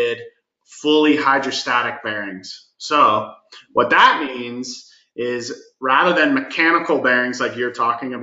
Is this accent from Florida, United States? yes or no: yes; Florida, United States; moved away as an adult; also born or lived in Seattle; now in Denver, United States; I'm originally from Florida, which is very, very different than Denver